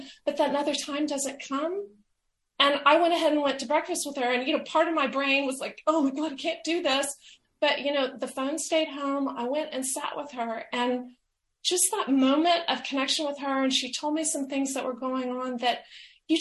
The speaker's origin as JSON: {"language": "English", "region": "the American South", "country": "United States", "said": "I'm from the American South"}